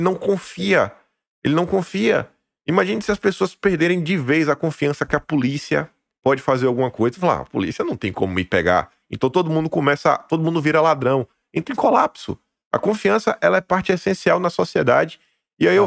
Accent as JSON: {"language": "Portuguese", "country": "Brazil", "said": "nós somos brasileiros. No final do dia, nós somos brasileiros."}